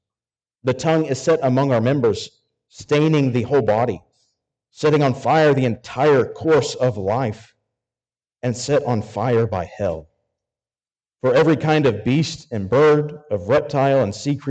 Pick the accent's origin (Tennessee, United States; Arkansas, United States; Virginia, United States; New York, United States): Arkansas, United States; I'm from Arkansas